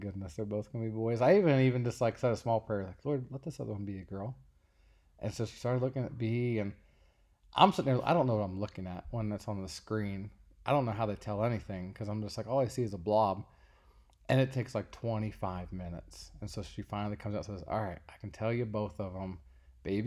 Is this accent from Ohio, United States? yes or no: yes; Cincinnati, Ohio, United States; I grew up in the Cincinnati Zoo